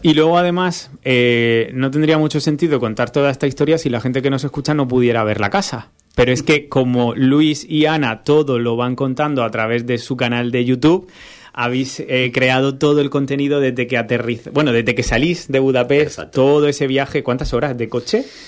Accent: Cartagena, Region of Murcia, Spain; yo que soy de Cartagena

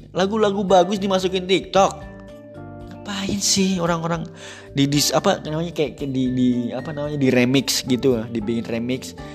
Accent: Java, Indonesia; Ya karena aku sebagai orang Jawa tuh kayak uh, apa mempertahankan uh, Jawaku gitu istilahnya.

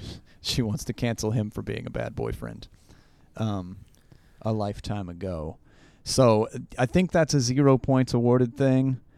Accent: Appalachia, United States; I'm still from Appalachia, uh, I still live kind of in Appalachia now

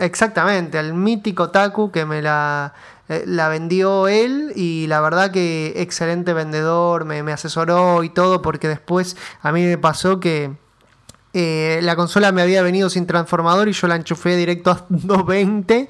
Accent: Argentina; nuestro país

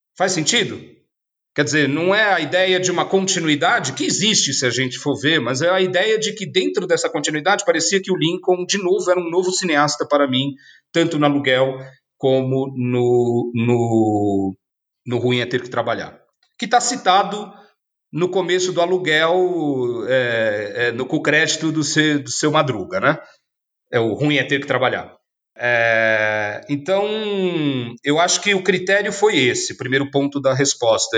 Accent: São Paulo, Brazil; also born or lived in ABC Paulista; Eu, como paulistano, tudo bem, e olha que um como paulistano, que é da Zona Leste, na origem

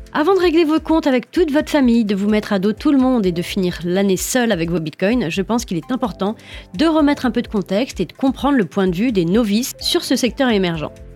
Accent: France; Chez nous, en France

